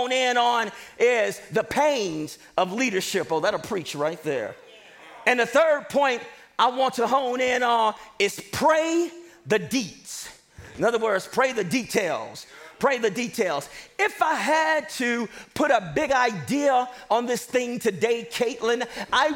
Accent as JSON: {"language": "English", "town": "Chicago", "region": "Illinois", "country": "United States", "moved": "yes", "said": "I'm from Chicago, Illinois"}